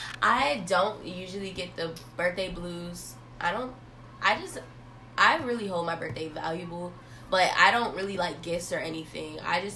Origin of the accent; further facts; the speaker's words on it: Florida, United States; moved away as an adult; now in North Carolina, United States; Because I'm from Florida, and coming up here to North Carolina has been such a different experience for me.